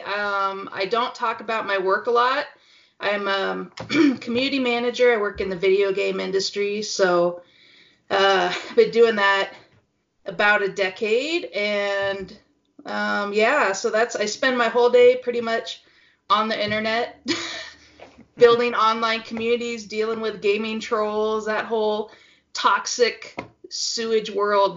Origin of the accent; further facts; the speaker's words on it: Pacific Northwest, United States; now in Utah, United States; I'm from Pacific Northwest